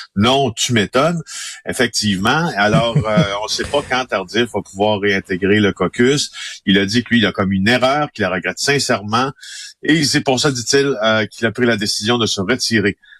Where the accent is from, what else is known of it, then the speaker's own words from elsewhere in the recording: Ville-Marie, Quebec, Canada; je suis né en Abitibi-Témiscamingue, dans un petit village qui s'appelle Ville-Marie, de 3000 personnes